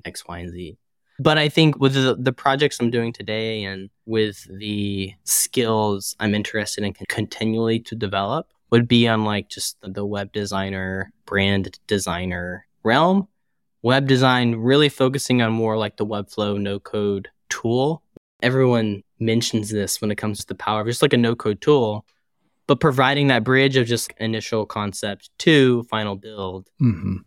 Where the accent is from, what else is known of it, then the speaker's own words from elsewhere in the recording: Chattanooga, Tennessee, United States; now in St. Louis, United States; I'm originally from Tennessee in a small city named Chattanooga, which is about two hours south or an hour and a half south of Nashville. So that's where family is. That's where I grew up